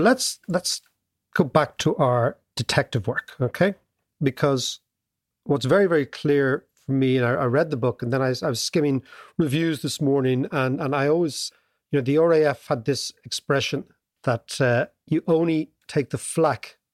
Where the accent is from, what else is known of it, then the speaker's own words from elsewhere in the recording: Ireland; as an Irish kid at the time, young kid